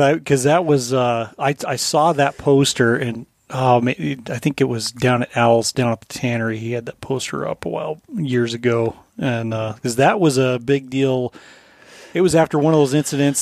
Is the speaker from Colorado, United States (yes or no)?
yes; Colorado, United States; now in Alaska, United States; growing up in Colorado